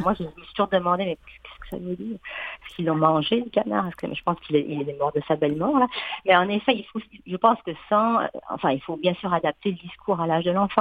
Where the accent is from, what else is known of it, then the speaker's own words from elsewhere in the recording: France; accent: French; now in Quebec, Canada; je viens de la France, comme mon accent trahit